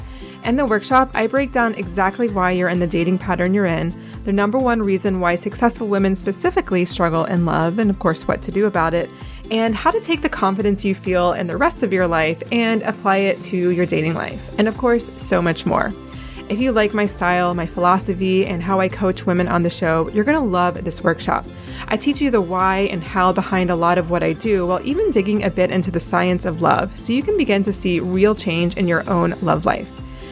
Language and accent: English; East Coast, United States; We're both from the East Coast. And so being off the East Coast just kind of felt like a novelty